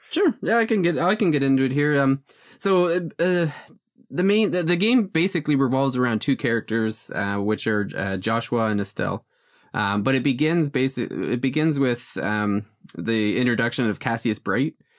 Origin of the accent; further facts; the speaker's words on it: Wales, United Kingdom; I'm, I'm from, uh, Wales